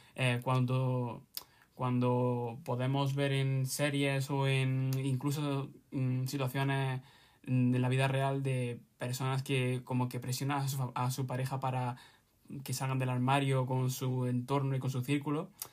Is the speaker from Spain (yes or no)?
yes; Granada, Andalusia, Spain; tengo 20 años, mm, soy de Granada